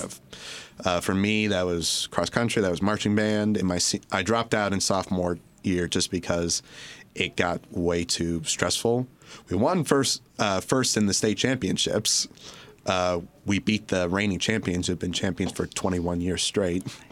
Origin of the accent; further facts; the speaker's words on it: Orchard Lake, Michigan, United States; I grew up in, uh, right near here in a little place called Orchard Lake.